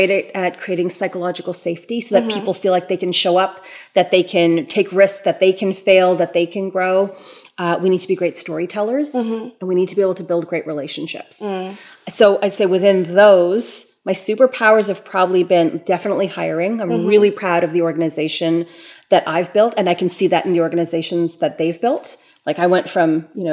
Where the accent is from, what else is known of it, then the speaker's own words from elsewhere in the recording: Toronto, Ontario, Canada; I'm born and raised in Toronto